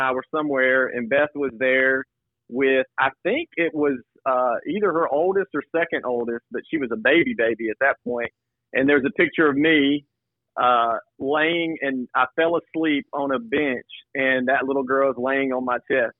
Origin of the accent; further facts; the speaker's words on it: Cornersville, Tennessee, United States; now in Knoxville, United States; that's where I grew up, in a small town called Cornersville